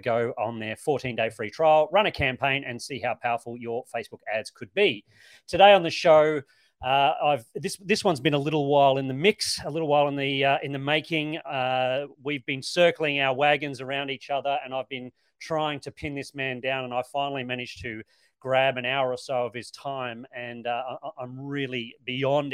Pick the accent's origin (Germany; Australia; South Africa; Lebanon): Australia; moved away as an adult; now in New Zealand; being Australian myself, but I mean, I've been here more than 10 years now, so I think I'm probably, able to call myself a Kiwi